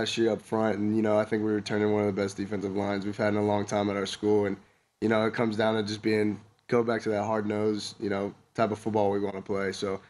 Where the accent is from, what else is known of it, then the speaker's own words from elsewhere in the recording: California, United States; I was coming down from Southern California